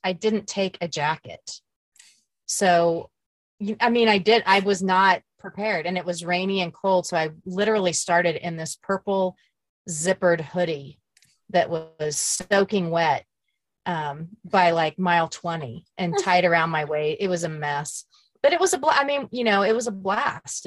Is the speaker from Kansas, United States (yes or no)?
yes; Emporia, Kansas, United States; my hometown of, of Emporia, Kansas